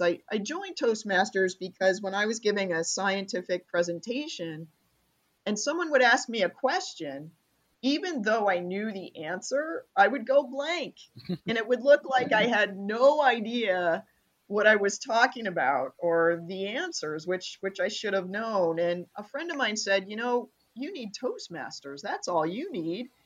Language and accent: English; Rochester, New York, United States; moved away; I'm from Rochester, New York